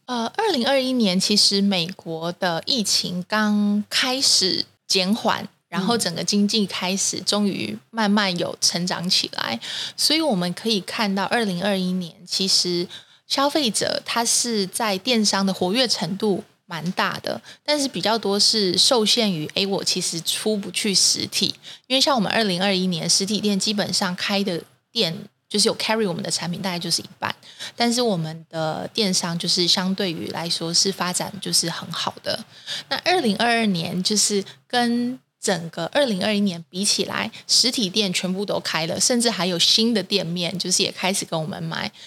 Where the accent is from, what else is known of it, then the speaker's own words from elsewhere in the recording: Taiwan; 我们台湾人